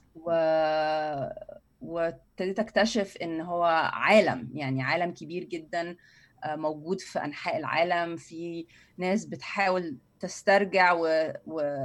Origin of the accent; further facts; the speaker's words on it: Cairo, Cairo Governorate, Egypt; انا اهلي من وسط البلد يعني من السيده زينب